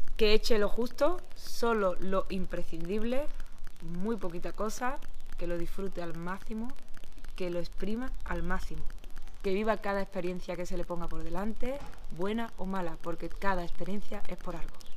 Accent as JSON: {"language": "Spanish", "town": "Écija", "region": "Andalusia", "country": "Spain", "said": "Venimos a Andalucía, somos sevillanos, de un pueblo de Sevilla, Écija concretamente"}